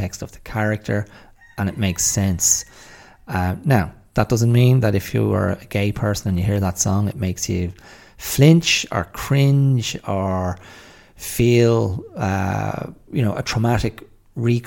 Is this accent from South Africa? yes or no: no; Ireland; also born or lived in Australia / England